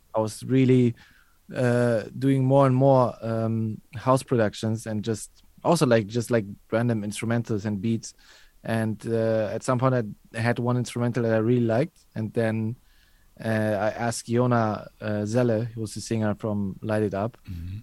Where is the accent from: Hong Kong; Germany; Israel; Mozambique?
Germany; I grew up in Germany